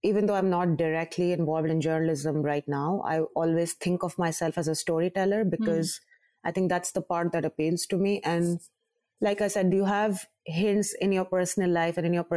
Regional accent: Karachi, Sindh, Pakistan; moved away as an adult; also born or lived in New York, United States; now in Karachi, Pakistan; I've been shuttling back and forth between New York and Karachi, which is my hometown.

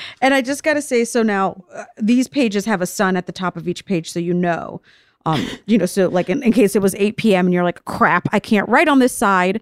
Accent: Vero Beach, Florida, United States; I grew up in Florida, in Vero Beach, Florida, trash white town, chubby brown girl

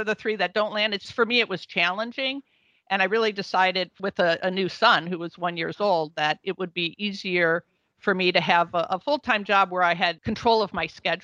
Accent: Brookfield, Wisconsin, United States; I grew up in Brookfield, Wisconsin

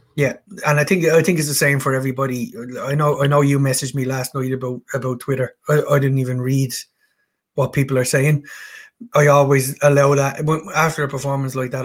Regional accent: Ireland; being being an Irishman

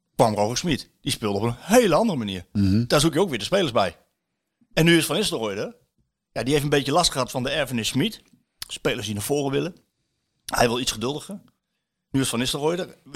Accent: Apeldoorn, Gelderland, Netherlands; moved away; ik ben in Apeldoorn ben ik opgegroeid, deels

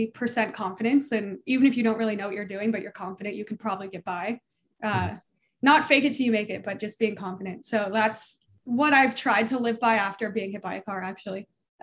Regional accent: Colorado, United States; I grew up in Colorado

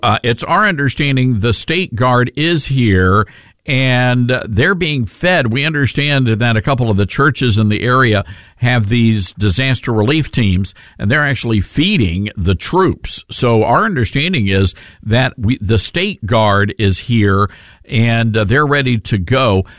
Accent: Memphis, Tennessee, United States; our folks in Memphis, Tennessee, my hometown

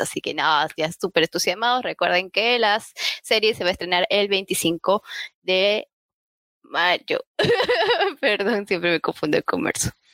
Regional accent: Peru

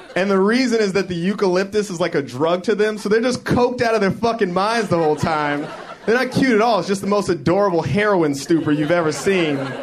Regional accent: Denver, Colorado, United States; my hometown of Denver

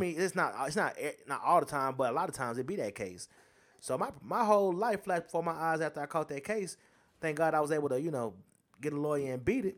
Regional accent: United States; I'm American

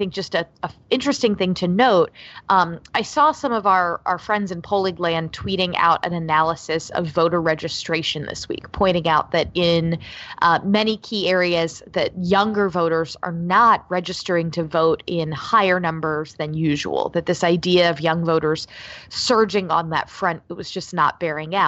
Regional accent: Central Florida, United States; moved away; the I-4 corridor, which is where I grew up in Central Florida

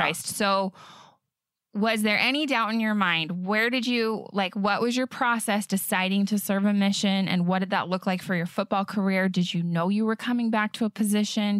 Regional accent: Bountiful, Utah, United States; I'm from Bountiful

